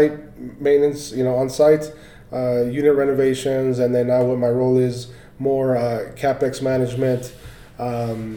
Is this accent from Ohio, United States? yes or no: no; Orange County, California, United States; moved away as an adult; now in Colorado, United States; I was born and raised in Orange County, California